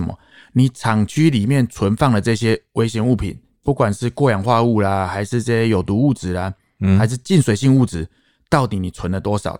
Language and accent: Chinese; Taoyuan, Taiwan; 我是在地桃园人，土生土长，